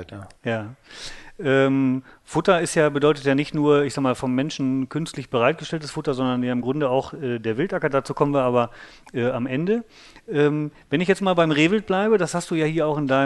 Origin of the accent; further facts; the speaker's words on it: North Rhine-Westphalia, Germany; Ja, ich sag mal, ich bin aufgewachsen im Sauerland.